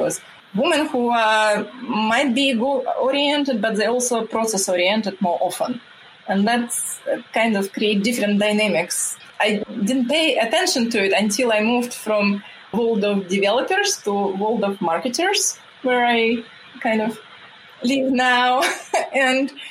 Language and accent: English; Russia; English is a second language; moved away as an adult; now in United States; I came from Russia where we don't have this big of gap between men and women